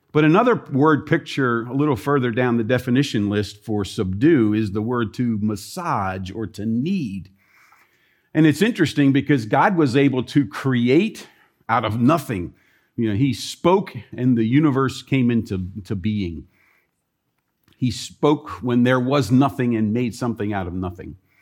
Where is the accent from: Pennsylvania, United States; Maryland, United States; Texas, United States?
Maryland, United States; Columbia; moved away; the city where I grew up in Columbia, Maryland